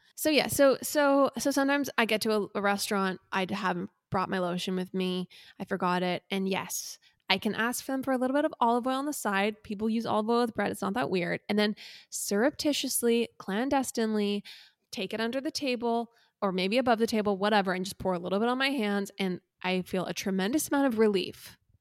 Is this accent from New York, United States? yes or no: no; Laguna Niguel, California, United States; Chandler and I were raised in Orange County, California